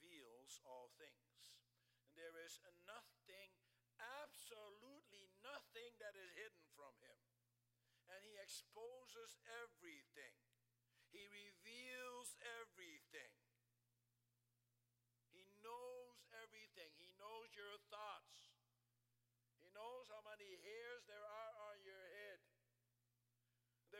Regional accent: Netherlands; moved away; I grew up in the Netherlands

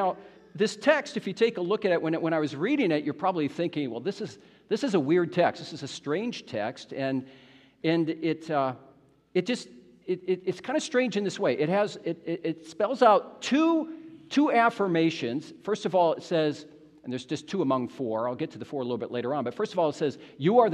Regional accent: United States; moved away as an adult; now in Canada; you have an American in your midst. And it's kind of strange being here as an American.

